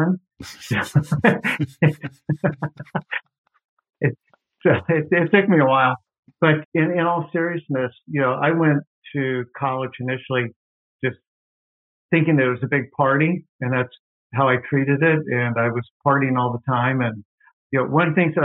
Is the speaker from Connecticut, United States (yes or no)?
no; Louisville, Kentucky, United States; also born or lived in New Orleans, Louisiana / Knoxville, Tennessee; now in Cincinnati, United States; we moved to Louisville, Kentucky when I was in grade school.